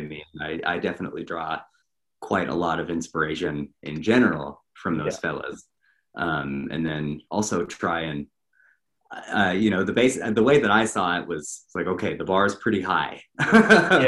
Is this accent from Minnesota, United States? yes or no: no; Montana, United States; moved away as an adult; now in Atlanta, United States; I grew up in Montana, and I was living in Montana at the time. And uh, I moved down here um, about exactly a year ago.